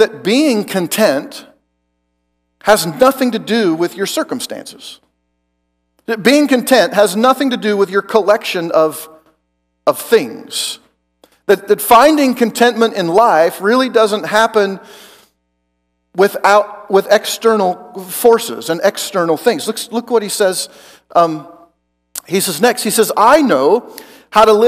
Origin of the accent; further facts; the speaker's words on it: Oregon, United States; moved away as an adult; also born or lived in Joplin, Missouri; I'm from Oregon and I went to college in Joplin, Missouri.